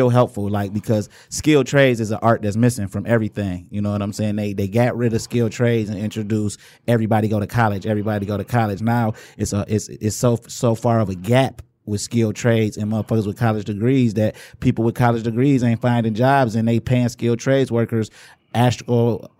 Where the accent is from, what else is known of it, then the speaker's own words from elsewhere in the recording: Inkster, Michigan, United States; We grew up in Inkster together.